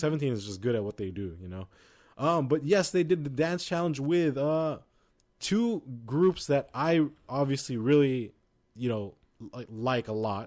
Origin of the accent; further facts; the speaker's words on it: United States; we're American.